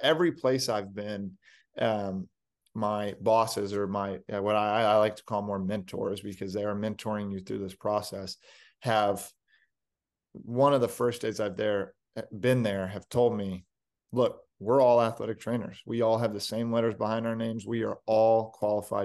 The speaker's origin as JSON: {"language": "English", "region": "Texas", "country": "United States", "tie": "born or raised there", "also_born_or_lived": "Kansas", "moved": "as an adult", "said": "I grew up in Texas"}